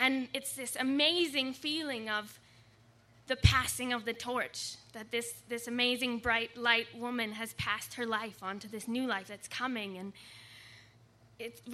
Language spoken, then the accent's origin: English; Canada; moved away; also born or lived in California / Victoria, British Columbia; We were living in California, and I'm from Canada.